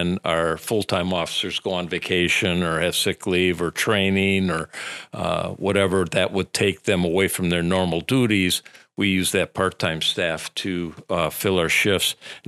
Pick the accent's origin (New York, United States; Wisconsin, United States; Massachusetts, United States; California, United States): Wisconsin, United States; Wisconsin Rapids; I'm originally from the area, so I grew up in the Vesper area on the west side of Wisconsin Rapids. So born and raised there, went to high school here.